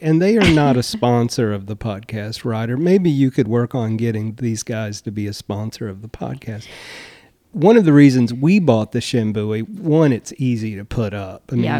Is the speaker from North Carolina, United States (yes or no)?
yes; Duplin County, North Carolina, United States; now in Cary, United States; I always say Duplin County. I take a lot of pride in being from Duplin County